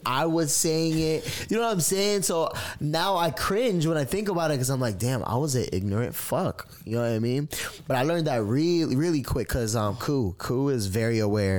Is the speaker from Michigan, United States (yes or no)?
no; Kissimmee, Florida, United States; where I grew up in Kissimmee, Florida, it's like, it's either you Puerto Rican or Dominican or black. That's it. Maybe some white.